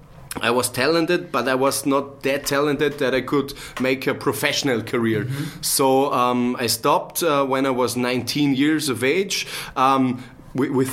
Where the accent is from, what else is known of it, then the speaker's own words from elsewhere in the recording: Bregenz, Vorarlberg, Austria; I'm from the same region in Austria as Dominic is, from Vorarlberg. I was born and raised in Bregenz.